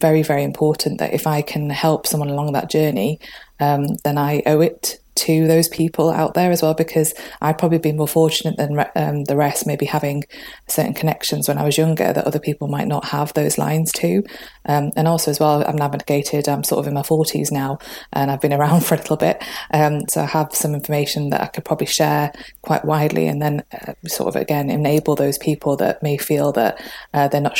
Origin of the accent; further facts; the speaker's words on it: Manchester, North West England, United Kingdom; moved away as an adult; now in North East England, United Kingdom; I'm from Manchester originally